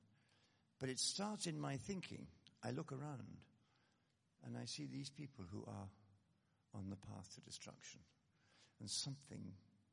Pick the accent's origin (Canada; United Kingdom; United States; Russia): United Kingdom; Scotland; I come, as you may have gathered by now, I come from Scotland.